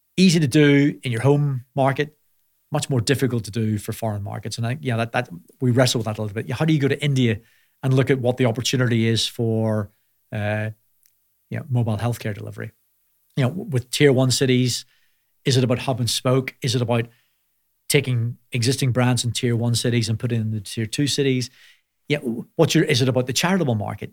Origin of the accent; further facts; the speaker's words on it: Belfast, Northern Ireland, United Kingdom; moved away as an adult; also born or lived in Manchester; I grew up in Belfast